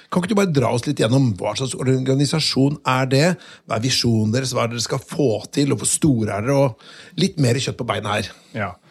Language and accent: Norwegian; Åkersberga, Stockholm County, Sweden; accent: Swedish; Norwegian is a second language; moved away as an adult; now in Norway; Jeg kommer fra et sted som heter Åkersberga.